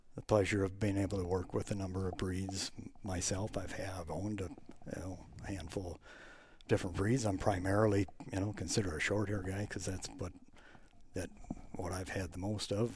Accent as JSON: {"language": "English", "town": "Plymouth", "region": "Minnesota", "country": "United States", "tie": "born or raised there", "moved": "as an adult", "lives_now": "Zimmerman, United States", "said": "I grew up in Plymouth"}